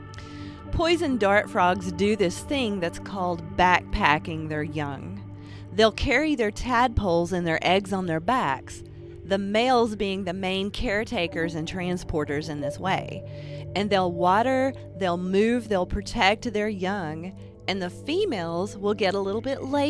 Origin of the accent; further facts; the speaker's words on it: Appalachia, United States; I'm an Appalachian artist